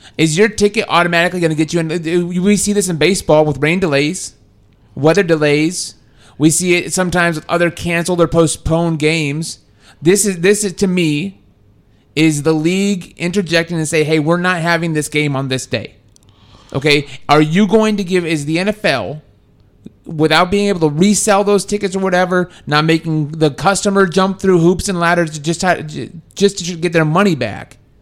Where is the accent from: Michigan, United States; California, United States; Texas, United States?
Texas, United States; I'm from Texas